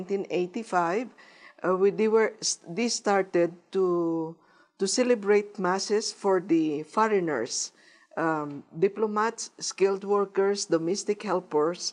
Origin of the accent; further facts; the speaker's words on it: Philippines; moved away; from the Philippines